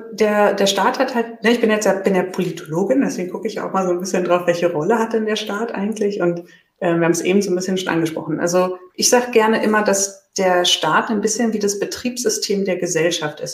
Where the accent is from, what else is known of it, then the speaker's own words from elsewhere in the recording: Berlin, Germany; ich komme komm ja selbst aus Berlin und sende hier gerade sozusagen aus Berlin